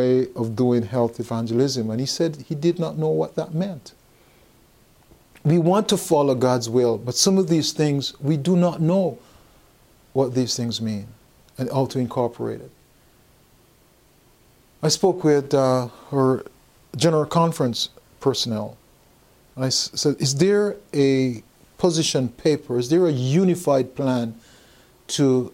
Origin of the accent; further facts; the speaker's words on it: Texas, United States; I'm from Texas.